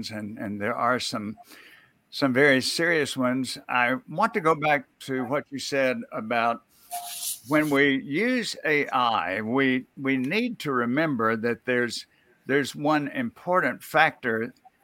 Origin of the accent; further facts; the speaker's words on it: Mississippi, United States; where I grew up in Mississippi